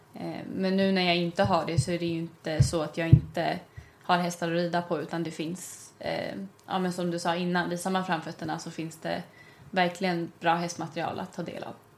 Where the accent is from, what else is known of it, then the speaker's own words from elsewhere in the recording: Stockholm, Stockholm County, Sweden; jag är från Stockholm